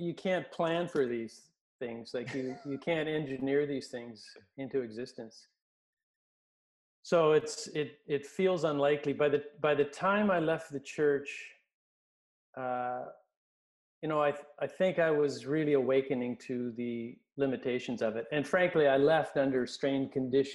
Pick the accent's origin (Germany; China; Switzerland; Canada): Canada; Winnipeg, Manitoba; also born or lived in Kindersley, Saskatchewan; and then she moved to Winnipeg, and then I grew up in Winnipeg.